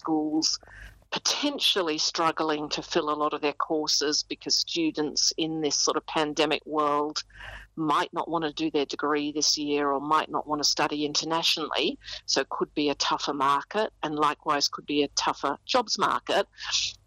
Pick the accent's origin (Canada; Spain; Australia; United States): Australia; now in United Kingdom; I'm also an expatriate living in the UK as an Aussie